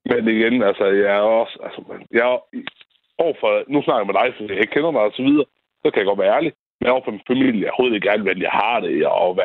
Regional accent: Tørning, Denmark; also born or lived in Ellinge; Ja, jeg kommer fra Tørning. Så flyttede jeg tilbage til Tørning

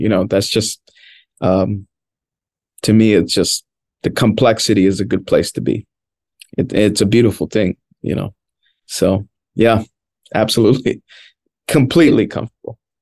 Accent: Washington, District of Columbia, United States; first language Spanish; English is a second language; I grew up in Washington, D.C., born and raised

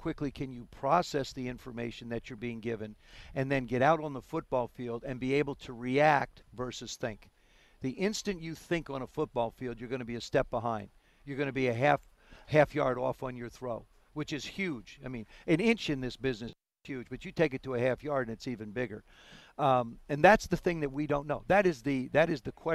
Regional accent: South River, New Jersey, United States; I grew up in South River.

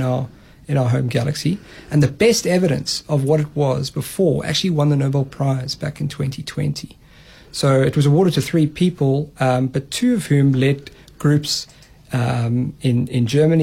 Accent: Free State, South Africa; I grew up in the Free State.

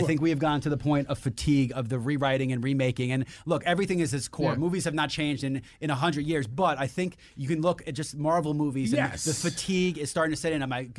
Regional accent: New York City, New York, United States; I was born in Queens in the 90s. The 80s and 90s.

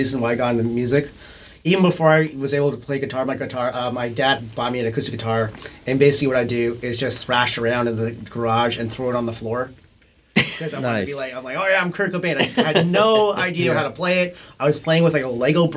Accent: Victoria, British Columbia, Canada; moved away; Victoria, BC, Canada

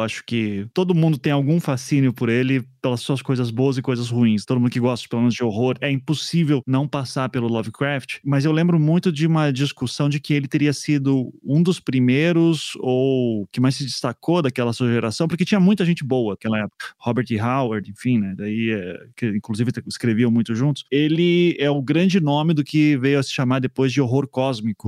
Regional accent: South Region, Brazil; also born or lived in São Paulo; da minha bolha aqui do Sul

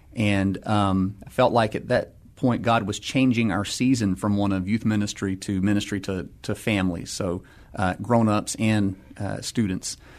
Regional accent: Atlanta, Georgia, United States; moved away as an adult; also born or lived in San Diego, California / Pittsburgh, Pennsylvania; now in San Antonio, United States; I'm originally from Atlanta, Georgia, so grew up there

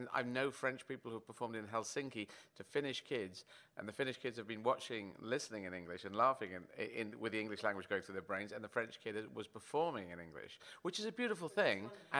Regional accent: Yemen; born there; I was born in Yemen

